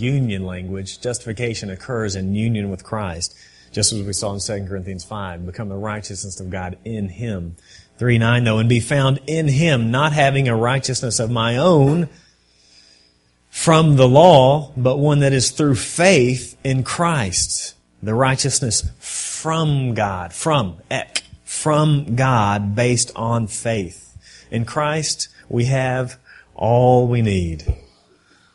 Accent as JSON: {"language": "English", "region": "Texas", "country": "United States", "said": "I'm from Texas"}